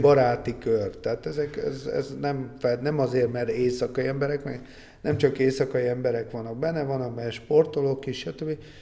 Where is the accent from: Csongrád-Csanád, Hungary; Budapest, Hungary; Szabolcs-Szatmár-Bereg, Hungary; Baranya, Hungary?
Budapest, Hungary; mi akkor voltunk fiatalok, és abban a közegben mozogtunk, ami hát na, akkor nagyon kemény gangster világ volt Budapesten